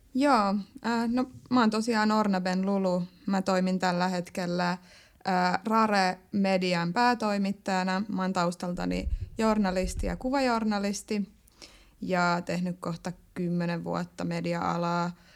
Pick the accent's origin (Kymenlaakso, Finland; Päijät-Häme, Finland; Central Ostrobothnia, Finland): Päijät-Häme, Finland; Lahti; moved away as an adult; now in Tampere, Finland; Lahessa, mistä mä oon kotoisin